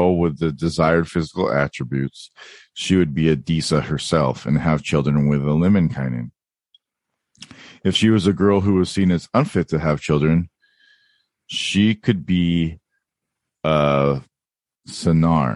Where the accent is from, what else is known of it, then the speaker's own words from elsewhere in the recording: California, United States; I am American California white boy